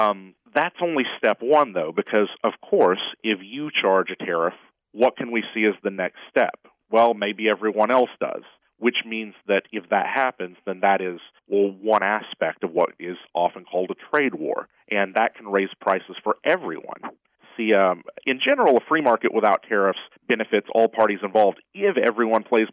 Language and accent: English; Tennessee, United States; moved away; I'm from Tennessee, or at least I grew up there. I haven't been back in a while